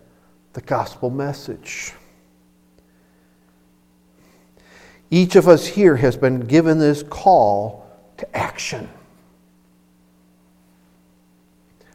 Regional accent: Chicago, Illinois, United States; Growing up in Chicago, I knew a lot of people

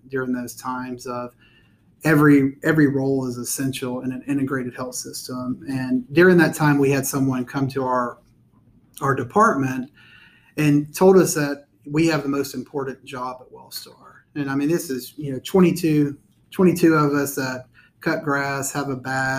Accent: Austell, Georgia, United States; born and raised in Cobb County, grew up in Austell.

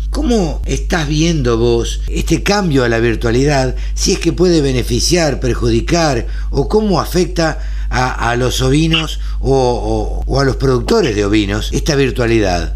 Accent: Maipú, Buenos Aires Province, Argentina; Yo nací en el campo, nací en Maipú, provincia de Buenos Aires

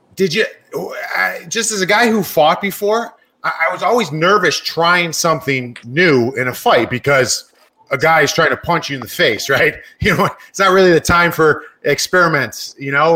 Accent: Cleveland, Ohio, United States; I was from Cleveland

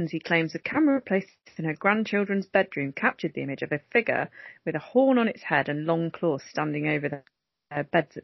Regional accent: Coventry, West Midlands, United Kingdom; now in Earlsdon, Coventry, United Kingdom; born and brought up there, thank you very much. I'm from Holbrooks

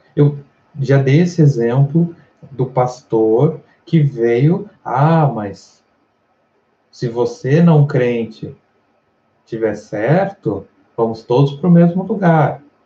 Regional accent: Brazil; nossa cultura como brasileiros

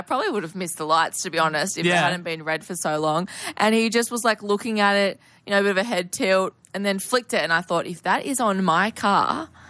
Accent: Newcastle, New South Wales, Australia; moved away; I'm from Newcastle.

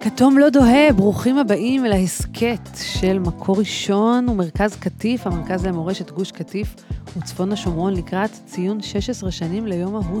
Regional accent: Tel Aviv, Tel Aviv District, Israel; אני גדלתי בכלל בתל אביב

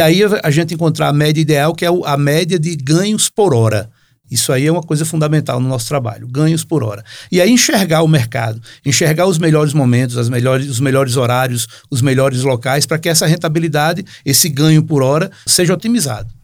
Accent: Northeast Region, Brazil; now in Natal, Brazil; Lá na, pelas bandas do Nordeste, minha terra

